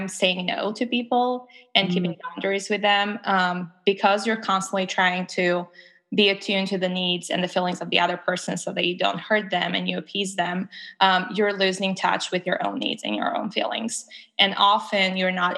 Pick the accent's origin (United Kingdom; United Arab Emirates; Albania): Albania; moved away as an adult; now in Memphis, United States; I'm originally from Albania. I moved here for grad school in 2018.